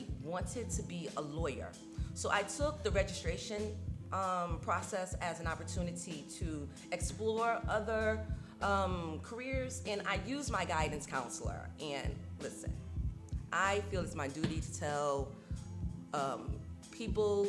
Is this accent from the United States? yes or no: yes; New York City, New York, United States; moved away as an adult; also born or lived in Crown Heights, Brooklyn / Indiana; now in Atlanta, United States; growing up in Brooklyn, New York